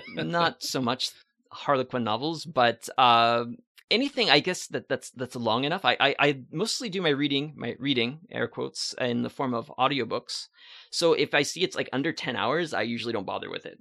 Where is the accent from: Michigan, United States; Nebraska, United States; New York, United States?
Nebraska, United States; Valentine; moved away as an adult; also born or lived in Ottawa, Canada; now in Montreal, Canada; I grew up in Valentine, Nebraska. I lived there my entire life until I was twenty-three. Uh, then I came to Canada.